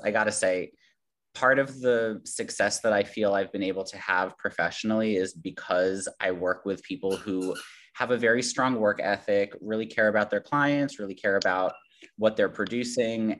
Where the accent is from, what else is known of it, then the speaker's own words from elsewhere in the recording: New York City, New York, United States; I grew up in Queens. This is like New York is my home